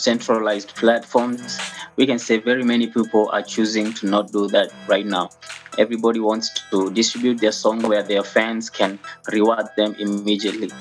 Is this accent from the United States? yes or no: no; Kenya; also born or lived in Ruiru, Kenya; I'm a Kenyan national. I live in Ruiru, Kenya